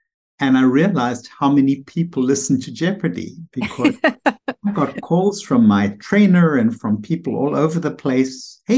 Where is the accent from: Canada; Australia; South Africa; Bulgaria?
South Africa; moved away as an adult; now in United States; it brings me back to when I came here from South Africa. It was 1976, and I was thrown into the psychiatric residency, which was very stimulating.